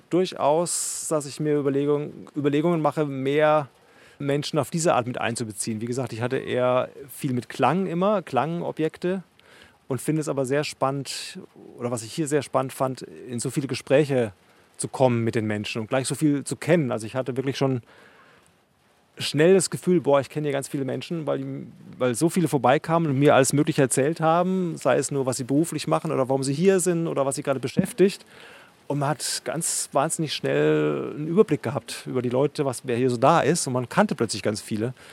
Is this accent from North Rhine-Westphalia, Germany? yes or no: no; Bavaria, Germany; now in Berlin, Germany; ich komme ja aus Unterfranken ursprünglich, da gibt es ja auch eher so eine leicht hügelige Landschaft und in Berlin ja sowieso alles voll gebaut mit Häusern.